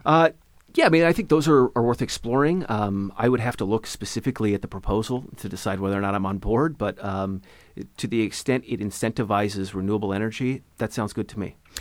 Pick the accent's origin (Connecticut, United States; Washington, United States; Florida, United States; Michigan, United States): Washington, United States; Ellensburg; now in Issaquah, United States; I was born and raised in Ellensburg, Washington.